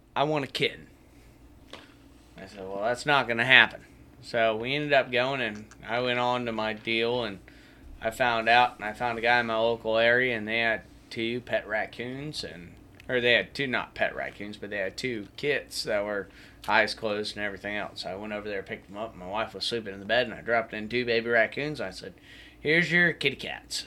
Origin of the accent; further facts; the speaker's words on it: Apopka, Florida, United States; I grew up back in Apopka going and chasing and catching roosters